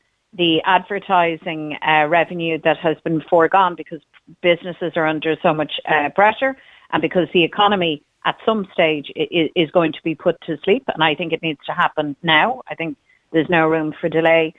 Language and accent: English; Ireland; we're Irish